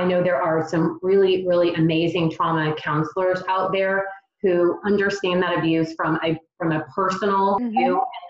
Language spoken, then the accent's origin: English; Texas, United States; now in Charlotte, United States; I've only been in the Charlotte area for about a year and a half. I'm a transplant from Texas.